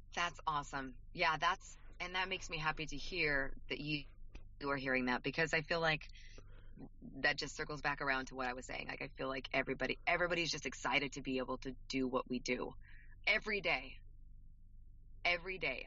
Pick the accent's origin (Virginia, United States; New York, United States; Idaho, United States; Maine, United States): Idaho, United States; We, we're both from Idaho